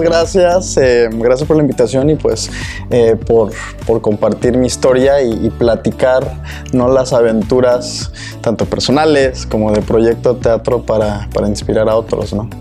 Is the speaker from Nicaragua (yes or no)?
no; Mexico; first language Spanish; now in Austin, United States; otros connacionales mexicanos